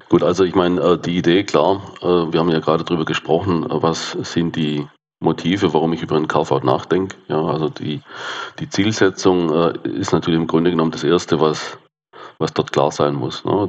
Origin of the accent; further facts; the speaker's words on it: south-west Germany, Germany; komme ich aus dem Südwesten der Republik. Kann man, glaube ich, auch äh, sehr gut hören.